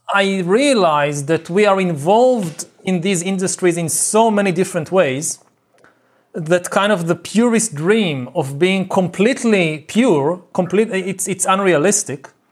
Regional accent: Israel; I grew up in Israel

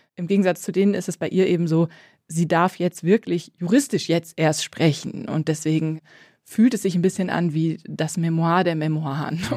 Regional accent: West Germany, Germany; als Wessi-Katholikin

